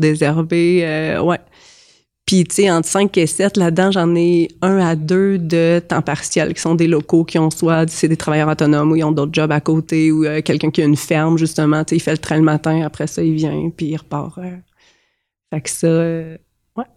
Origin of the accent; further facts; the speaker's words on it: Compton, Quebec, Canada; also born or lived in Sherbrooke; now in Saint-Camille, Canada; je suis née à Compton